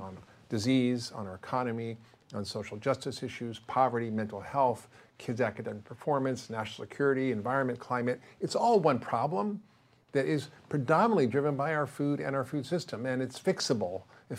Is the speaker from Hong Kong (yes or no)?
no; Spain; I grew up in Spain. My parents lived there for 11 years after the war. They missed the whole junk food, fast food, processed food revolution in America. And I always grew up eating real whole food.